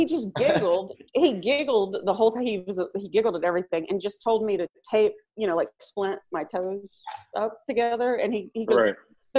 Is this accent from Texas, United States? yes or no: yes; Bay City, Texas, United States; also born or lived in Houston, Texas; now in Los Angeles, United States; I'm from Bay City, Texas. We're coastal.